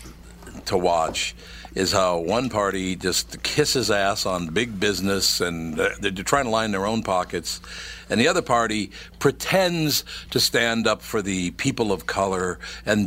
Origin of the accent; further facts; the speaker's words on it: Minneapolis, Minnesota, United States; I grew up in North Minneapolis, since I was a little kid